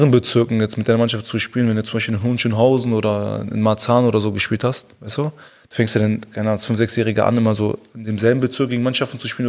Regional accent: South, Tunisia; Und ich komme aus dem Süden, aus Tunesien.

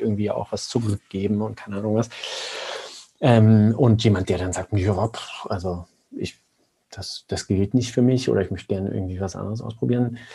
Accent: Germany; als Deutsche

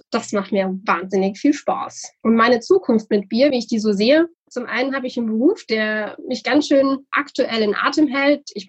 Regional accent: Bürgstadt, Bavaria, Germany; Also der Dialekt, bei mir ganz einfach. Ich komme aus dem Unterfränkischen. In meinem Ort spricht man auch wunderbaren Dialekt in Bürgstadt.

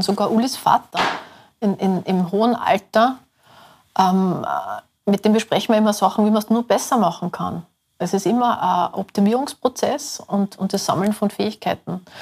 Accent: Salzburg, Austria; now in Vienna, Austria; mein Beruf ist äh, Kommunikationsdesignerin. Äh, ich bin auch Lehrerin, ich unterrichte es auch. Ähm, ich komme aus Salzburg, also Salzburg Stadt

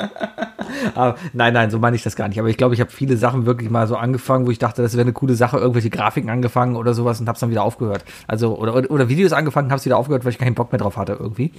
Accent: Cologne, North Rhine-Westphalia, Germany; ich bin ja auch Kölner, also ich bin ja hier geboren und hier aufgewachsen

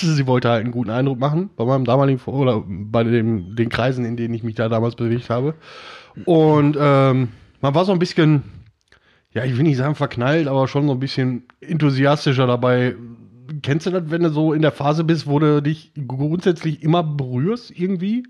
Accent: Oberhausen, North Rhine-Westphalia, Germany; also born or lived in Wesel; ich bin in Wesel geboren und ähm, habe da ein paar Jahre gelebt als Döpken, aber dann nach Oberhausen und seitdem bin ich in Oberhausen.

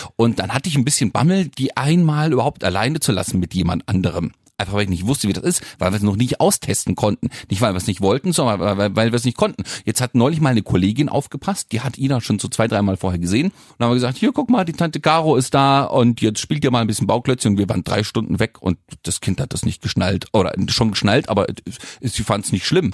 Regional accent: the West, West Germany, Germany; ich komme nur aus dem Westen, da gab es früher Kindergarten ab drei Jahren

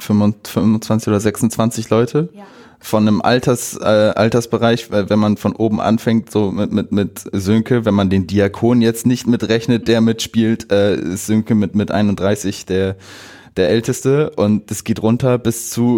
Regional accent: Bockhorn, Lower Saxony, Germany; ich bin 22 Jahre alt, ich komme aus Bockhorn

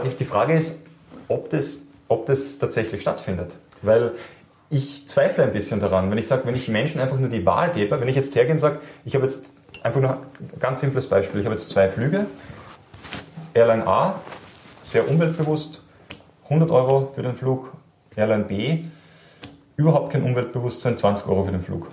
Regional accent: Austria; wir als Österreicher

